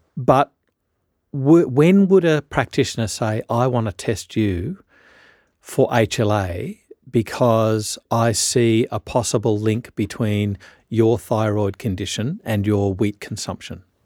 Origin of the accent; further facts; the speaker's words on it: Australia; I'm a Australian